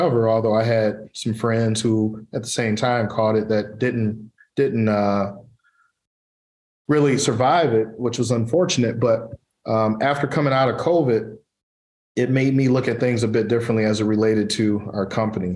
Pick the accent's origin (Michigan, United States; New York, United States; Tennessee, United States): Michigan, United States; Pontiac; I was born and raised in Pontiac, Michigan